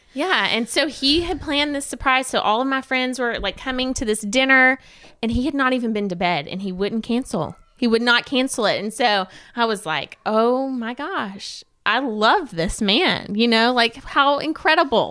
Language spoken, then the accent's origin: English; Georgia, United States; moved away; also born or lived in Shelbyville, Tennessee; pretty southern. my family, we're from Georgia.